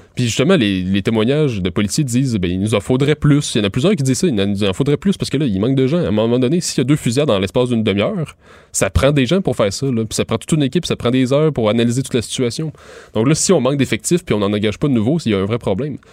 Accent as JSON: {"language": "French", "area": "Montérégie", "region": "Quebec", "country": "Canada", "moved": "as an adult", "lives_now": "Montreal, Canada", "said": "moi je viens de la, de Montérégie"}